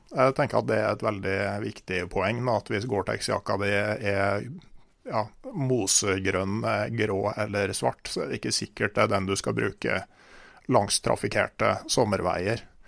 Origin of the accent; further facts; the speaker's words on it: Gudbrandsdalen, Innlandet, Norway; moved away; Det er jo hjemkommunen min